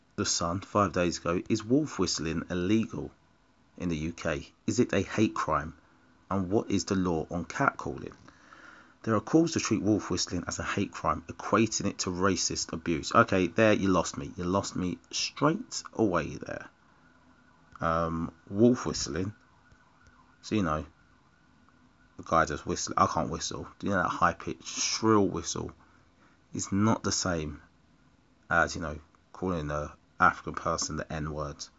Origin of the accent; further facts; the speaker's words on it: Essex, East of England, United Kingdom; I'm black. I'm from Essex